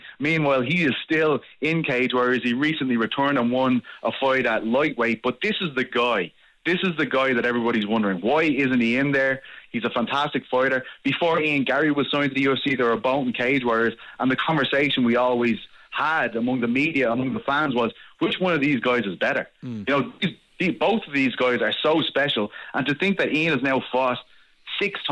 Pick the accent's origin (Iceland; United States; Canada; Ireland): Ireland; I'm from Ireland